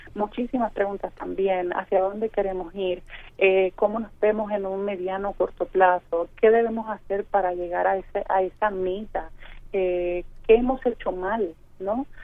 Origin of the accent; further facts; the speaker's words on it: Puerto Rico; usted es puertorriqueño